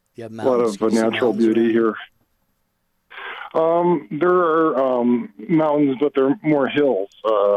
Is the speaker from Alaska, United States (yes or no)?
no; Chicago, Illinois, United States; So I am originally from Chicago, and I've lived out west for quite a while. I've not been back for a while.